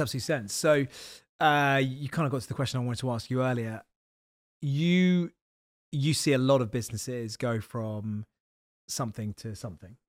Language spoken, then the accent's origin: English; Isle of Wight, South East England, United Kingdom; now in London, United Kingdom; I'm literally the most southern person you can be, 'cause I'm from the Isle of Wight.